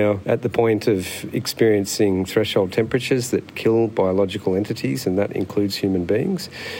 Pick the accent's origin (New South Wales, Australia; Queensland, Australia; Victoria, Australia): New South Wales, Australia; Sydney; moved away as an adult; now in Northern Territory, Australia; I grew up in Sydney and moved to the Northern Territory as a junior doctor.